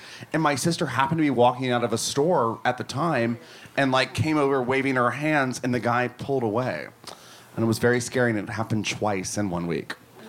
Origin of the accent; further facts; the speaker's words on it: Rome, Georgia, United States; my hometown, tiny town, Rome, Georgia. Very, very small place.